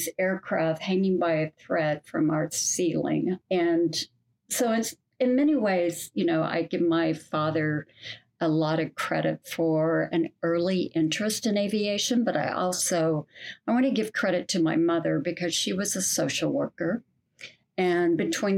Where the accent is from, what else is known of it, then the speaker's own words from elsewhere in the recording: Kansas, United States; I grew up in Kansas